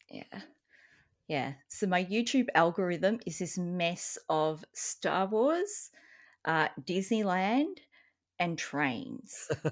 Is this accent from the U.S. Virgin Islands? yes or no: no; Australia; as an Australian